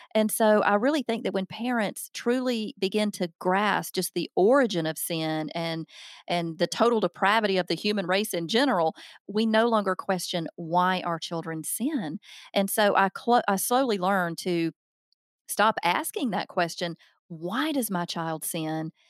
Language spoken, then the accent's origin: English; the South, United States; accent: Southern; now in Alabama, United States; I'm obviously from the South.